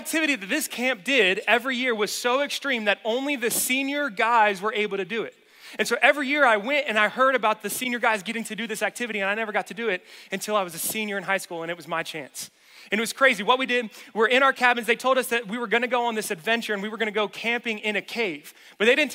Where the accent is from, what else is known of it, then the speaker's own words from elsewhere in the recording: the South, United States; moved away; I'm from the South